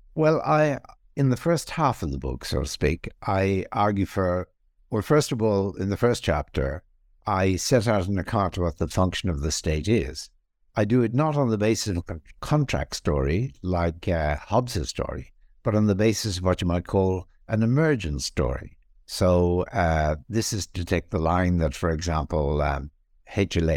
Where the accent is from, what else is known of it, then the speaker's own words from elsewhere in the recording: Ireland; moved away as an adult; also born or lived in England / Australia / Princeton, United States; I was born in Ireland. I was also trained in Ireland in philosophy. I moved then to England, where I had some positions there and moved in 1984 to the Australian National University